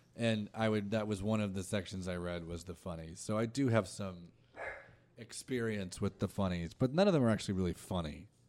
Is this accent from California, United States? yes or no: yes; Orange County, California, United States; now in Los Angeles, United States; grew up, I'm from Orange County, and I, like, grew, I grew up, like, around Disney